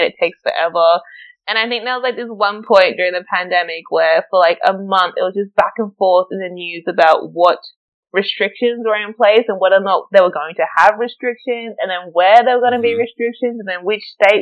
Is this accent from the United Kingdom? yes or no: no; Australia; moved away as an adult; now in Berlin, Germany; me growing up in Australia